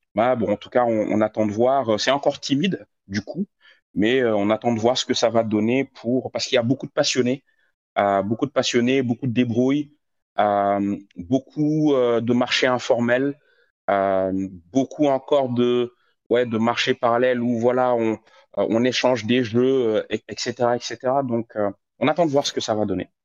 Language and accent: French; Senegal; also born or lived in Morocco; now in Côte d'Ivoire; je suis sénégalais, euh, vivant en Côte d'Ivoire. Euh, j'ai vécu aussi au Maroc